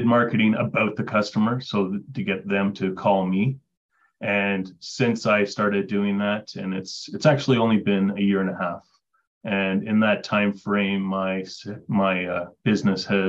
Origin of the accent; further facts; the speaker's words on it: Mississauga, Ontario, Canada; moved away as an adult; also born or lived in British Columbia; now in Kingston, Canada; I'm originally from Mississauga.